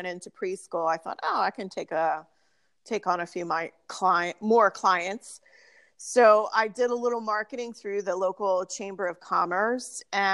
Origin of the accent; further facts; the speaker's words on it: Pottstown, Pennsylvania, United States; I currently live in Pottstown, and that is where I grew up. I didn't go very far.